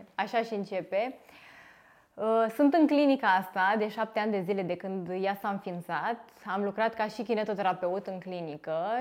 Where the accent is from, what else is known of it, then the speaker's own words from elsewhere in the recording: Târgu Jiu, Gorj, Romania; Târgu Jiu, orașul meu natal